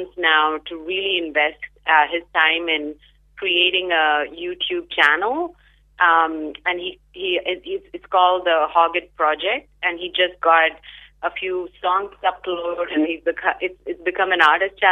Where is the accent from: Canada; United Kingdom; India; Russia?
India; also born or lived in Perth, Western Australia, Australia; now in Seattle, United States; I actually am of Indian origin, grew up in India